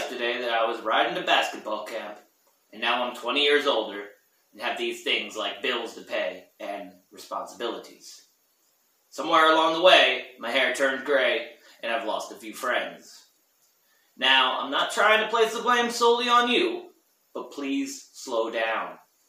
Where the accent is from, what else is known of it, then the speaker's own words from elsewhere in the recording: Rhinebeck, New York, United States; From my hometown! Oh, shit. We got Redneck from Rhinebeck.